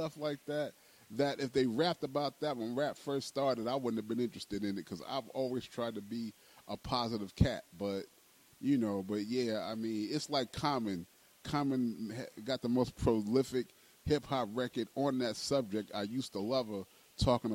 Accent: New York City, New York, United States; I grew up in the Fort Greene Projects

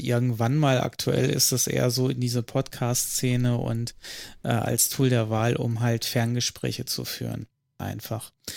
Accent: northernmost North Rhine-Westphalia, Germany; Nördlichstes Nordrhein-Westfalen

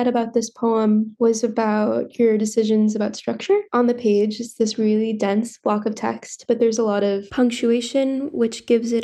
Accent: northern Ohio, United States; Growing up in Ohio, I grew up in northern Ohio

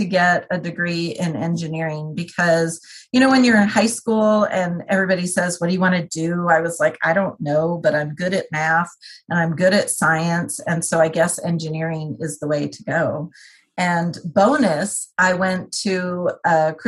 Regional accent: New Jersey, United States; I was born in New Jersey.

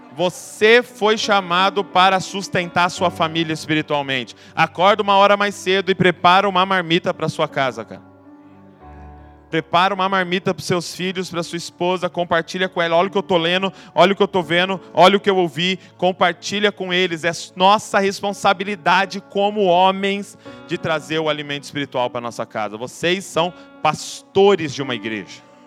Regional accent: Brazil

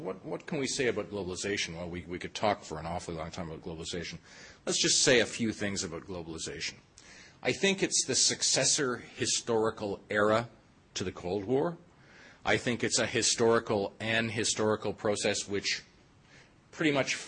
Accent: Toronto, Ontario, Canada; I'm from Toronto

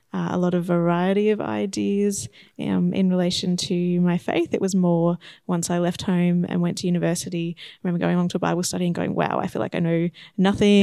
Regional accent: Shepparton, Victoria, Australia; moved away as an adult; now in Horsham, Australia; I grew up in Shepparton

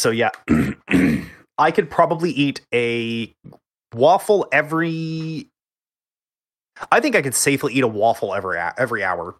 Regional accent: Texas, United States; I'm from Texas.

